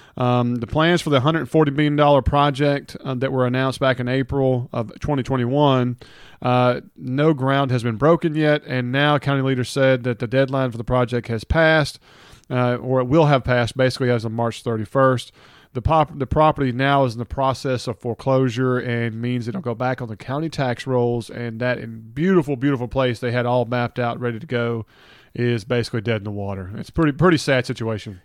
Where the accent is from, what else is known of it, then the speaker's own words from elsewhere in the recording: Hernando, Mississippi, United States; I'm from Hernando, graduated from Hernando